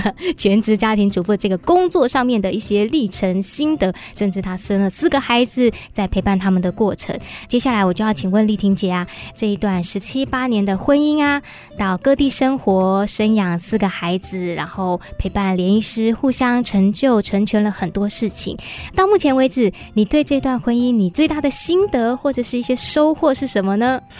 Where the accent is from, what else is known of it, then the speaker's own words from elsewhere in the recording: Hsinchu, Hsinchu City, Taiwan; 我也是新竹土生土长